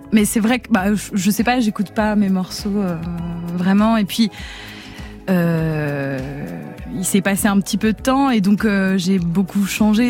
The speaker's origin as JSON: {"language": "French", "region": "Geneva", "country": "Switzerland", "tie": "born or raised there", "said": "Je suis née à Genève, en Suisse."}